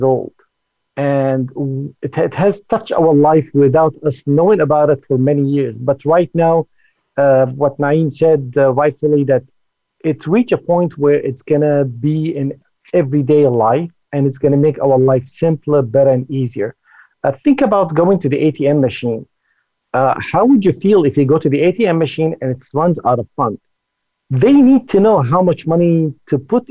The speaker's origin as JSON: {"language": "English", "area": "Silicon Valley", "region": "California", "country": "United States", "said": "I'm originally from the Silicon Valley. I've been in the Silicon Valley for about 35 years"}